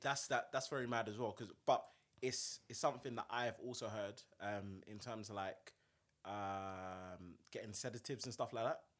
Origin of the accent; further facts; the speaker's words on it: South London, United Kingdom; I grew up in South